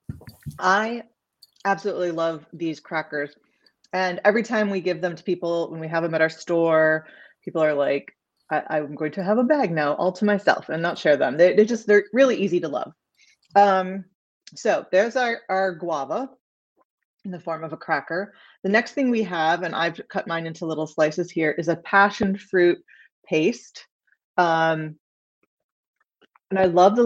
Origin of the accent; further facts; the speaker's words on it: Midwest, United States; I grew up in the Midwest